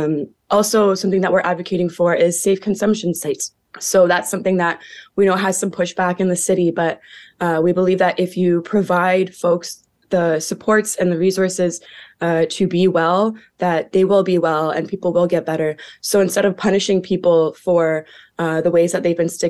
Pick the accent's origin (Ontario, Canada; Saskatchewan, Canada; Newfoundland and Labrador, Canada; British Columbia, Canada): Ontario, Canada; Hamilton; born or raised there